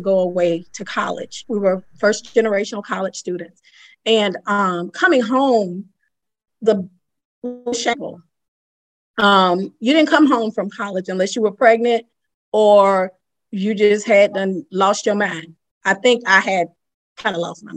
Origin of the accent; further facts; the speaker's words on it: Lakeland, Florida, United States; moved away; started mentoring girls down there in Lakeland, in my hometown as I was there